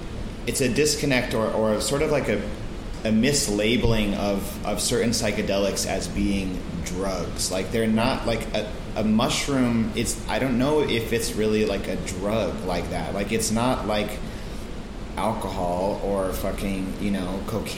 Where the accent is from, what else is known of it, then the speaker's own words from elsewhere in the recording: Santa Fe, New Mexico, United States; I grew up in Santa Fe, New Mexico